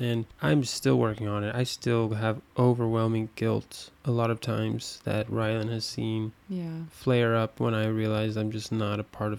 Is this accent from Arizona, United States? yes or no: yes; Arizona, United States; moved away as an adult; now in Paris, France; we're from Arizona.